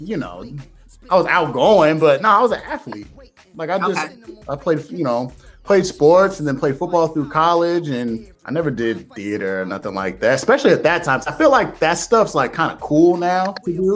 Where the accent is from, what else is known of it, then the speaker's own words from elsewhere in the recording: Indiana, United States; moved away as an adult; also born or lived in Boston / New York; I was born and raised in Indiana